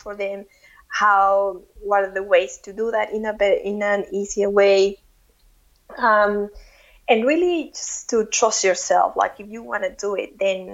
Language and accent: English; Mexico; English is a second language; moved away as an adult; when we moved from Mexico, we knew that we were not going to be back every year.